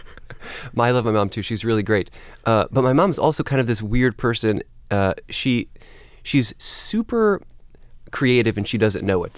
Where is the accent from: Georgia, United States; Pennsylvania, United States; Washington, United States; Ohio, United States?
Ohio, United States; Cleveland; moved away as an adult; now in New York, United States; I grew up in Cleveland, Ohio